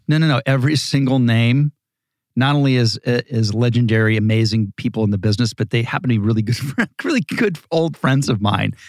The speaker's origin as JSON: {"language": "English", "town": "Dayton", "region": "Ohio", "country": "United States", "tie": "born or raised there", "also_born_or_lived": "Malibu, California", "moved": "yes", "said": "grew up in Ohio, in, in Dayton"}